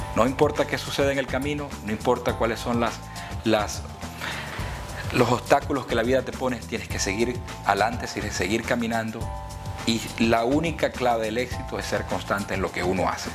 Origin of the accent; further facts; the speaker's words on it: Puerto Ordaz, Bolívar, Venezuela; moved away as an adult; also born or lived in Maturín, Venezuela / Greensboro, North Carolina, United States; now in United States; Nací en un pueblo del el sureste de Venezuela llamado Maturín, pero me criaron al sur de Venezuela, en Puerto Ordaz.